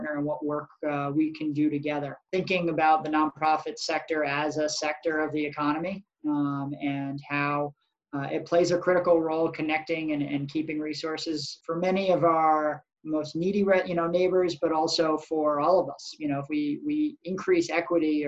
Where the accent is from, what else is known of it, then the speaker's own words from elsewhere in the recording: Massachusetts North Shore, United States; moved away as an adult; also born or lived in Vermont; now in Burlington, United States; I was born in Vermont, but grew up down in Massachusetts, actually, on the North Shore